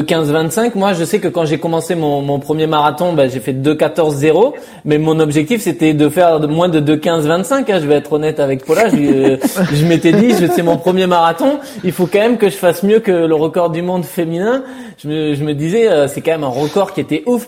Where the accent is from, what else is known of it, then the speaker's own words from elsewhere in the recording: France; quand on est français